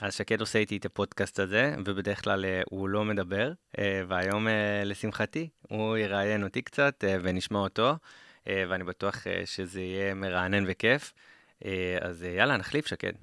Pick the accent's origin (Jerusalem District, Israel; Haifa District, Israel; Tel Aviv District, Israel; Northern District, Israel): Northern District, Israel; Karmiel; moved away as an adult; now in Central Israel; אני מכרמיאל במקור